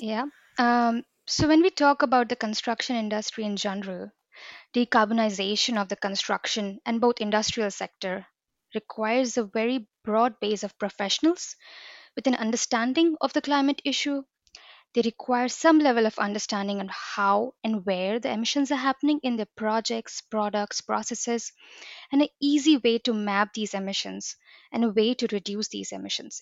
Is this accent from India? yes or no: yes; India; now in Bergen, Norway; I'm from India